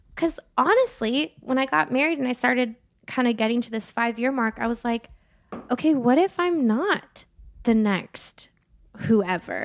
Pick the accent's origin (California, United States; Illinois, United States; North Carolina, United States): California, United States; Santa Barbara; moved away as an adult; now in Nashville, United States; born and raised in Santa Barbara, California